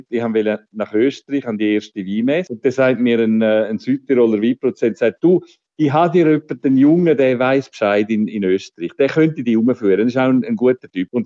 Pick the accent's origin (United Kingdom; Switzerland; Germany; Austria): Switzerland; Ich bin äh, ein verirrter äh, Weinhändler aus der Schweiz